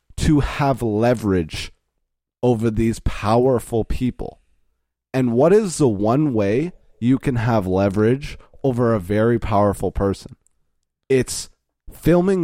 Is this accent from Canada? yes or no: yes; Canada; we are Canadian citizens